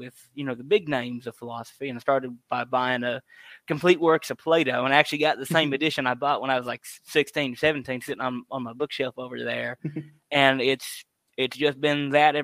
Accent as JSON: {"language": "English", "region": "South Louisiana", "country": "United States", "said": "I'm from South Louisiana and I grew up in actually a Catholic household"}